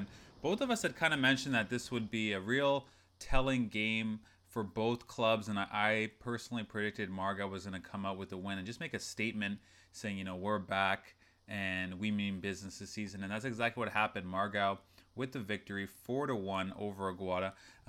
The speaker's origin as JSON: {"language": "English", "country": "Brazil", "tie": "born or raised there", "said": "So I grew up only in Brazil and watching them."}